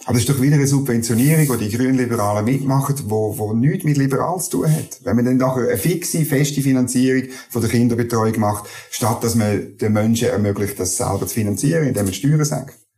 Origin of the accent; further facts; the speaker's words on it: Schwyz, Switzerland; also born or lived in Canton of Bern; now in Bern, Switzerland; ich komme ursprünglich aus dem Kanton